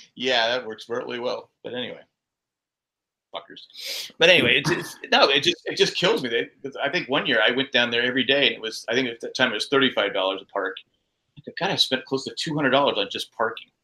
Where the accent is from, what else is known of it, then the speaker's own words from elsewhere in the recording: San Diego, California, United States; growing up in Cal, you know, San, San Diego, it's sunny year round